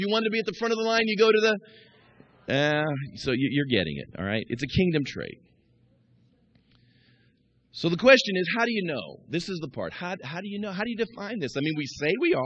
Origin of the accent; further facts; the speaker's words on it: Kansas City, United States; moved away; also born or lived in Midwest; I grew up in Kansas City watching the Royals